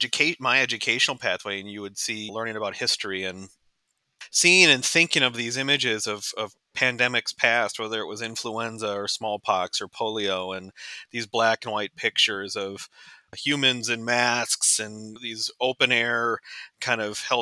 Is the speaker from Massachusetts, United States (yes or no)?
no; Houston, Texas, United States; born there; With a name like … you might not expect it, but I was actually born in Texas. I was born in Houston, Texas.